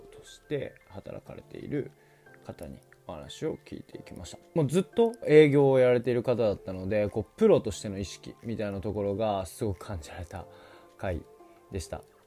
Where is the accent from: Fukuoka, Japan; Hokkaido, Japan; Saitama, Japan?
Hokkaido, Japan; 僕が北海道出身っていうのもあって